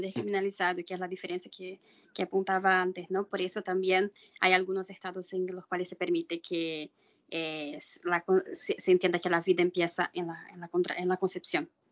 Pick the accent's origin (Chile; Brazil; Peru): Brazil; vengo de Brasil